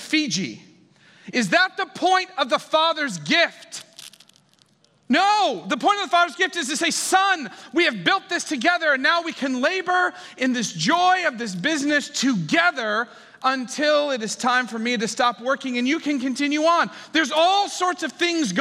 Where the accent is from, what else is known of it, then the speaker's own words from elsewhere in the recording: Ohio, United States; moved away; also born or lived in San Francisco; I was from Ohio